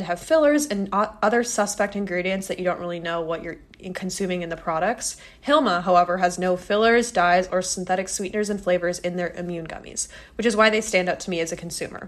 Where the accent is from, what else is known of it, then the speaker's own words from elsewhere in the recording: Midwest, United States; moved away as an adult; now in New York, United States; We're from the Midwest.